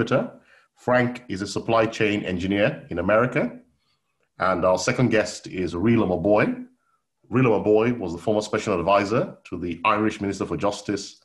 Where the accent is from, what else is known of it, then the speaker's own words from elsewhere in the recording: Edo, Nigeria; someone who's from Edo State, or Edo local government to be precise